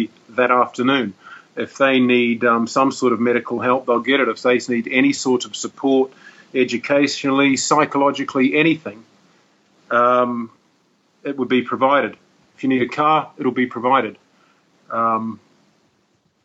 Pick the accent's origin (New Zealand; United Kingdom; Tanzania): New Zealand; moved away as an adult; now in Dubai, United Arab Emirates; I grew up in New Zealand